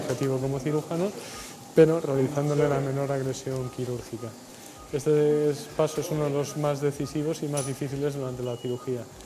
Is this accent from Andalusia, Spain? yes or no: no; Logroño, La Rioja, Spain; Yo nací en Logroño